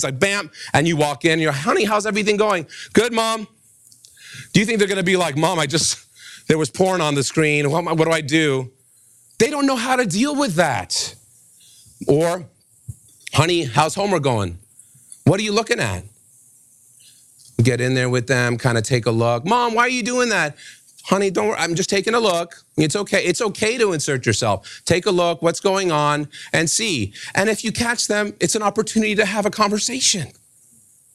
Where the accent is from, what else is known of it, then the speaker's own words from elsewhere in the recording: New York City, New York, United States; When I was raised in New York City